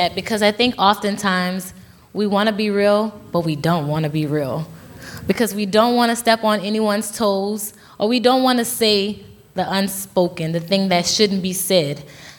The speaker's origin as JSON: {"language": "English", "region": "the South", "country": "United States", "said": "I'm from the South, but I don't even think that it's something that's isolated to the South."}